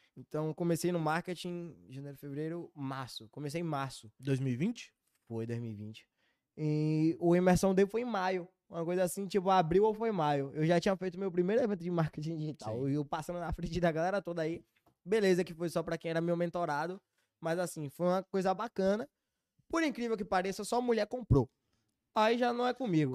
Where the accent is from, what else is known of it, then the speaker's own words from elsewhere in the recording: Bahia, Brazil; accent: Bahian; sou baiano